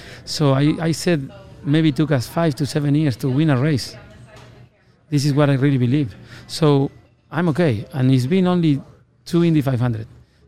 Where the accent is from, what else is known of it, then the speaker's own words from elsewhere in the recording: Argentina; moved away as an adult; now in United States; You know, when I came from Argentina, I was a go-kart mechanic.